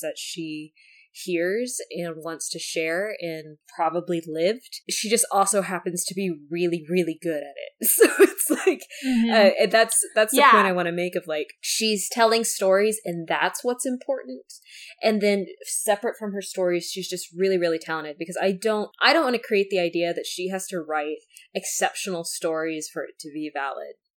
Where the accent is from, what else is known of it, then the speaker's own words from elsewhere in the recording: United States; I am an American